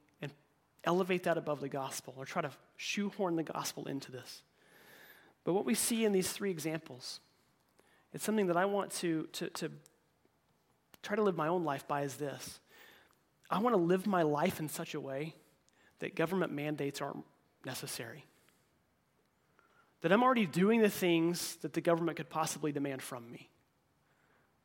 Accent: United States

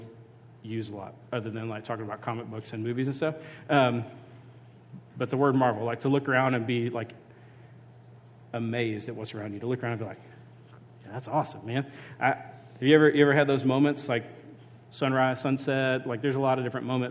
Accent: Mississippi coast, United States; where I grew up in Mississippi, I grew up on the coast.

